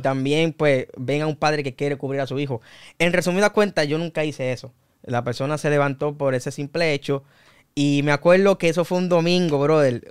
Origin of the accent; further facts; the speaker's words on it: Humacao, Puerto Rico; also born or lived in Loíza, Puerto Rico; now in Naguabo, Puerto Rico; Y a la edad de cuatro años fue que me mudé para Macao. Ahí fue donde crecí, ahí fue donde me formé